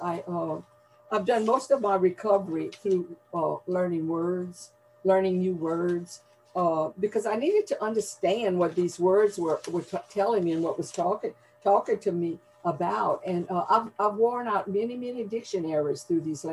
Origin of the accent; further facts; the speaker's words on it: Gonzales, Louisiana, United States; accent: Cajun accent, Southern drawl; now in Houma, United States; And the language I'm coming to you with is a Cajun accent, a Southern drawl. You know, I live down here by the Gulf of Mexico and in Houma, Louisiana. And I was born in Gonzales, Louisiana, which is mid-Louisiana. So I'm definitely a Louisiana girl.